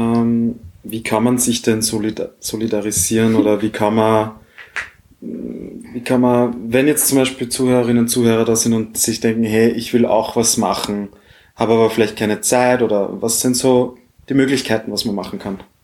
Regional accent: Austria; bei uns in Österreich

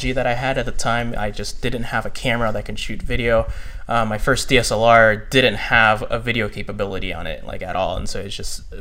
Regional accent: Virginia, United States; also born or lived in Texas / Tennessee; I actually kind of like started in Texas as like you know toddler, and then moved to Tennessee, um, and then I lived lived the bulk of my life in uh, Northern Virginia

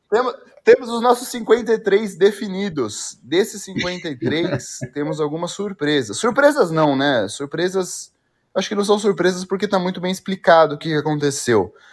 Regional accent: São Paulo, Brazil; sou de São Paulo, ali aí, na Vila Formosa, Tatuapé

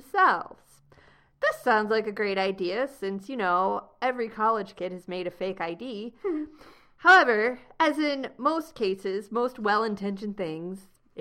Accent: United States; I received my citizenship by being born here

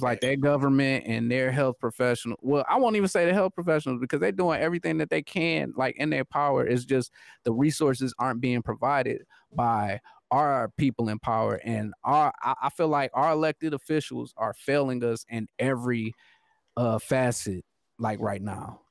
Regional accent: United States; I'm American

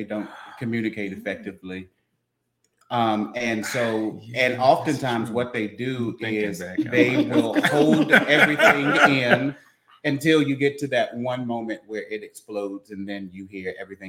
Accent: Washington, District of Columbia, United States; moved away as an adult; now in Texas, United States; I am originally from Washington, D.C. I moved to Texas about 6 years ago. Absolutely love Texas.

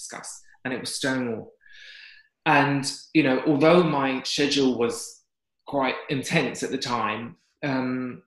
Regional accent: London, United Kingdom; as a Londoner

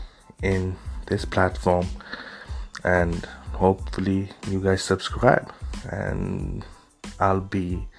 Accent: Stockholm, Stockholm County, Sweden; also born or lived in Dhaka, Bangladesh; being born in Dhaka, growing up in Stockholm

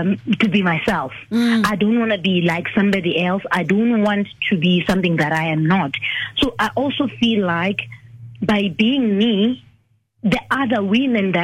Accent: Eastern Cape, South Africa; I'm coming from the Eastern Cape

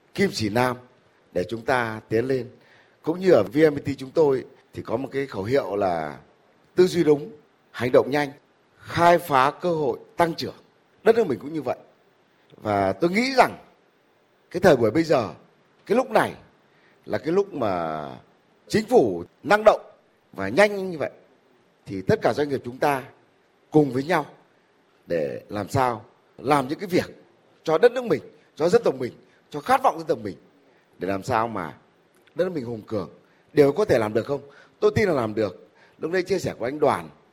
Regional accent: Vietnam; mình là người Việt Nam

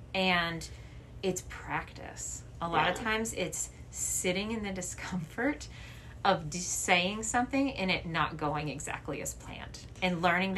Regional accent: the South, United States; But particularly in the town that I grew up in the South, it was smaller

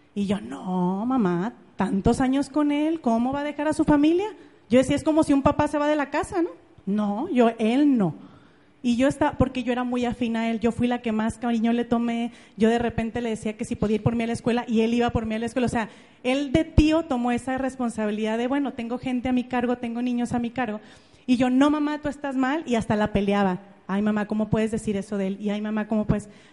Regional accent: Ameca, Jalisco, Mexico; yo soy de Ameca, es un pueblito que está en Jalisco, está como a una hora de Guadalajara, es un pueblito muy bonito, y yo nací ahí hace tal cual 31 años.

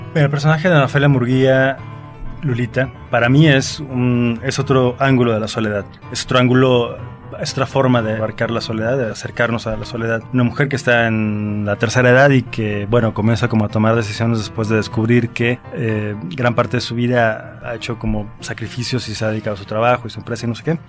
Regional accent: Veracruz, Mexico; yo soy de Veracruz

